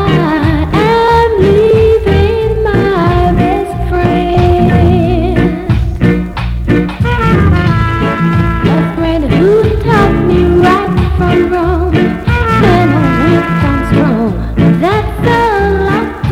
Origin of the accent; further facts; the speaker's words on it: Leicester, East Midlands, United Kingdom; Leicester City, my hometown